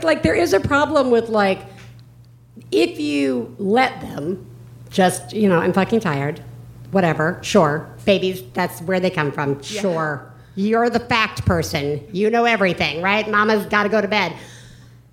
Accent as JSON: {"language": "English", "region": "the South", "country": "United States", "said": "I'm from the South"}